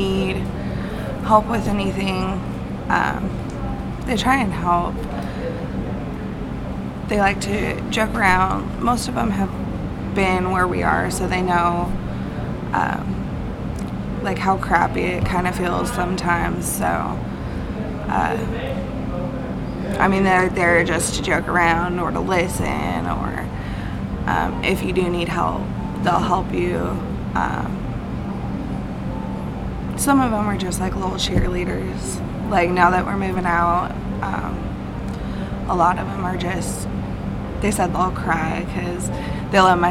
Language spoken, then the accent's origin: English; Arizona, United States; moved away as an adult; now in Owensboro, United States; I'm from Arizona